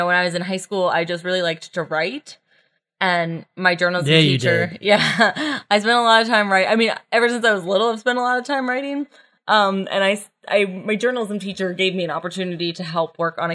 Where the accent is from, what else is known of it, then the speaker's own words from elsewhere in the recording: West Virginia, United States; moved away as an adult; also born or lived in New York; now in Washington, D.C., United States; I grew up in West Virginia, went to school at WVU